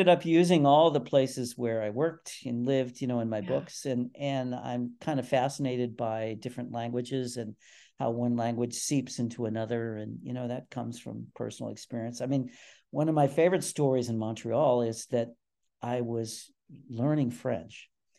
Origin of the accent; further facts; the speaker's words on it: England, United Kingdom; accent: English; They recognized my English accent immediately and went to something they knew I couldn't do.